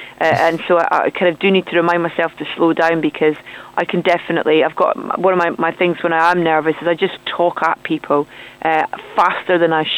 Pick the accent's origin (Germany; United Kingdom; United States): United Kingdom; Scotland; moved away as an adult; now in London, United Kingdom; I moved to London quite a while ago. I've lived in London now longer than I did live in Scotland, but I hope that I've not lost my accent.